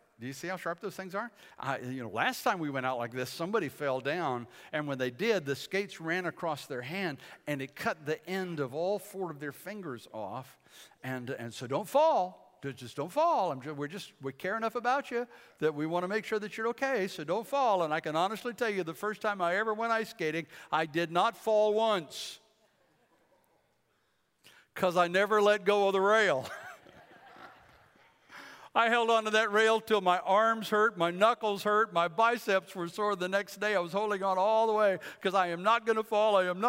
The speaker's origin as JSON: {"language": "English", "town": "Bladenboro", "region": "North Carolina", "country": "United States", "tie": "born or raised there", "also_born_or_lived": "Fort Bragg / Detroit", "said": "I was born in Fort Bragg, grew up in Bladenboro, North Carolina, a little town, southeast part of the state."}